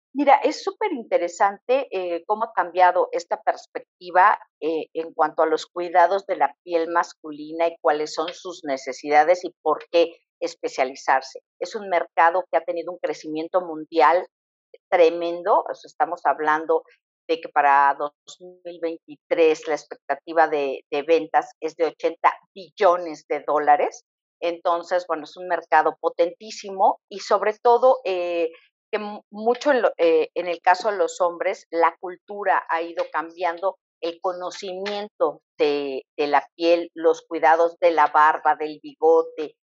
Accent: Mexico; nosotros tradicionalmente como mexicanos también tenemos una serie de hábitos

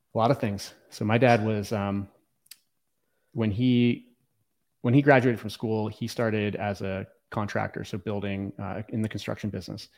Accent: Virginia, United States; also born or lived in Los Angeles, California / Philadelphia; now in Austin, United States; I grew up in the woods of Virginia, kinda, uh, in the rural area

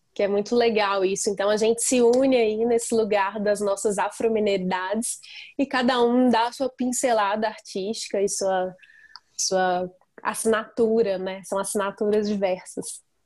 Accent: Tabira, Pernambuco, Brazil; now in Belo Horizonte, Brazil; Eu sou de Tabira, é, interior, e vim para BH já faz 13 anos.

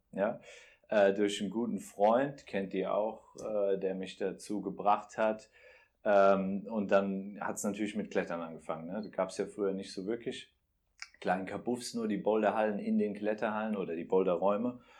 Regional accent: Bensheim, Hesse, Germany; moved away; also born or lived in Frankfurt; ich komme aus Bensheim, kennt man ah. da zwischen Darmstadt und Mannheim

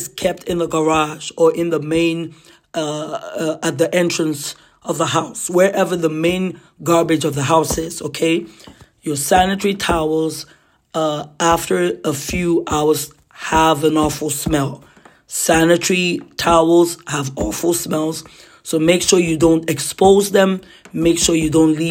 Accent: Nigeria; now in Ottawa, Canada; Boarding house for us growing up in Nigeria

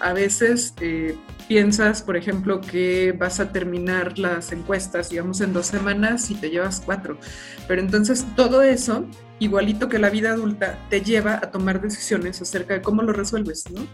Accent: Aguascalientes, Mexico; moved away as an adult; also born or lived in Guanajuato; yo soy de Aguascalientes

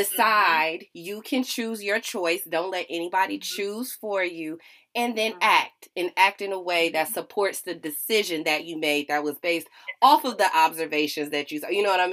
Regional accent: Chicago, Illinois, United States; You know, number one, as a Chicagoan, I would call it pop, so it's fine.

